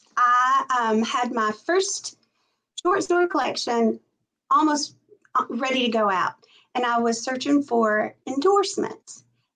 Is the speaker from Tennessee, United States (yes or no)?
yes; Tennessee, United States; You know, I was born and raised in Middle Tennessee. And even though I moved out of my little town, I never really left Middle Tennessee. So the South is all I know.